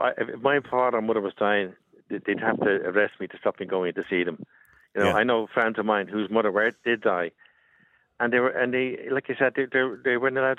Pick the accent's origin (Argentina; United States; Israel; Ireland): Ireland; I'm Irish.